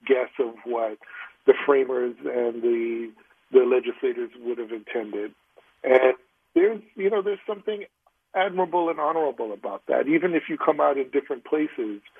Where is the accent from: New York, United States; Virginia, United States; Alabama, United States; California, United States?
New York, United States; New York City; I'm from the Bronx